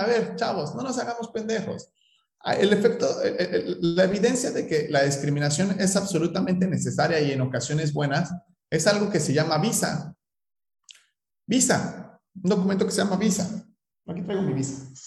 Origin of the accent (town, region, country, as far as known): Mexico